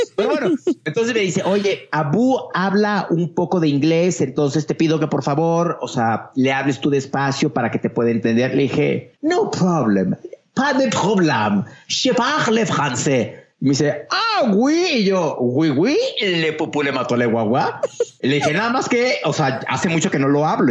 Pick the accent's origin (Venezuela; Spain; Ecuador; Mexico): Mexico; yo como mexicano